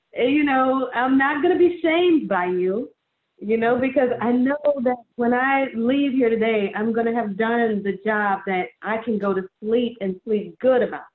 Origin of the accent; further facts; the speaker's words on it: New Orleans, Louisiana, United States; I'm from New Orleans